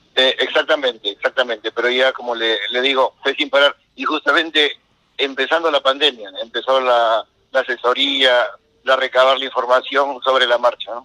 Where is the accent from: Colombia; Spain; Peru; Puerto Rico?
Peru; Peruvian coast; moved away as an adult; now in United States; uno como costeño lleva chompa, casaca, polo, camisa, gorro